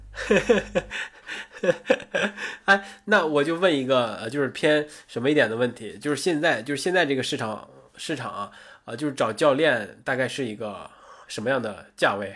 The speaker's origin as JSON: {"language": "Chinese", "region": "Northeast China", "country": "China", "said": "我作为一个东北人"}